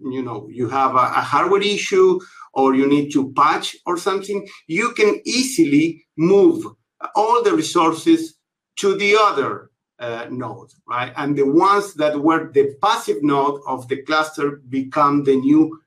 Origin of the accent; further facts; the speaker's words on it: Buenos Aires, Argentina; I am from Buenos Aires, Argentina